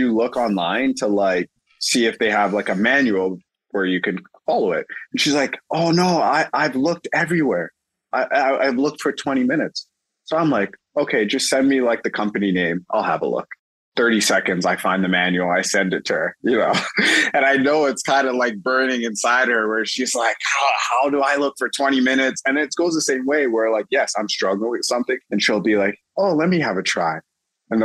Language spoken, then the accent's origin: English; Toronto, Ontario, Canada; I'm from Toronto